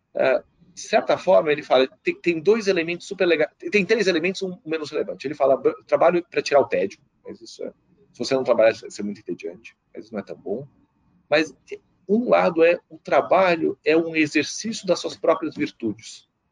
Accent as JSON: {"language": "Portuguese", "country": "Brazil", "said": "eu como brasileiro"}